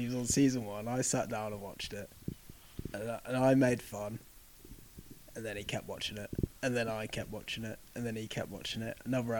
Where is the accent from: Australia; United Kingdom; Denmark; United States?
United Kingdom; being British